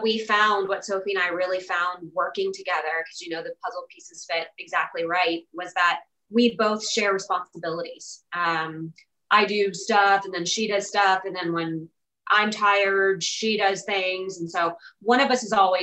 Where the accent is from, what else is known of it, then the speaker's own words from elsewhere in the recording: Virginia, United States; also born or lived in California; now in Nashville, United States; I'm from Virginia